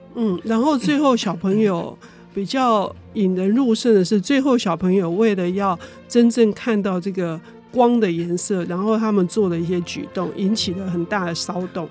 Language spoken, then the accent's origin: Chinese; Taipei, Taiwan; 我们在台北长大的